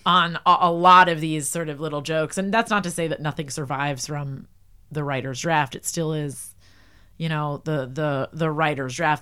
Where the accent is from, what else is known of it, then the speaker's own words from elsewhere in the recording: New Jersey, United States; I'm from New Jersey